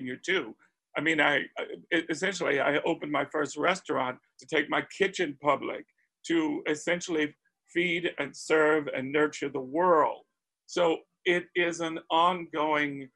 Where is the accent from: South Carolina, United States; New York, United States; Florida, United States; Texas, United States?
South Carolina, United States; Spartanburg; I grew up in Spartanburg, South Carolina, already a transplant